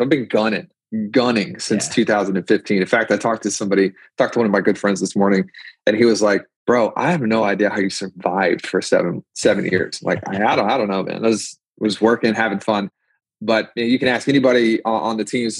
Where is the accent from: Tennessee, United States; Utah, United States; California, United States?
Tennessee, United States; Memphis; also born or lived in Louisiana / Nashville, Tennessee; now in Williamson County, Tennessee, United States; My family moved to Memphis. I spent most of my life in Memphis, Tennessee